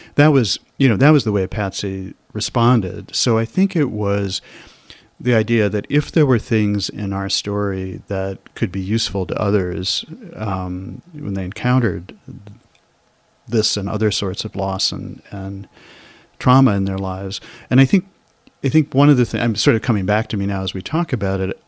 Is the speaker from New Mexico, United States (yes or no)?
no; Chicago, Illinois, United States; moved away as an adult; I grew up in Kenwood and Hyde Park